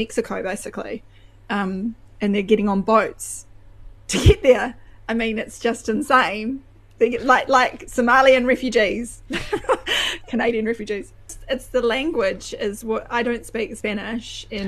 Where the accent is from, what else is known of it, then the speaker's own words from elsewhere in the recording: New Zealand; you're a Kiwi